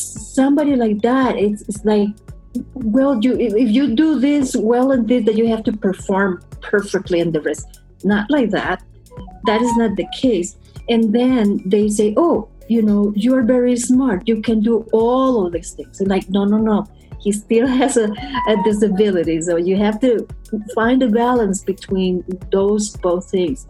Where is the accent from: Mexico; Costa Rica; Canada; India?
Costa Rica; moved away as an adult; now in United States; I'm from Costa Rica.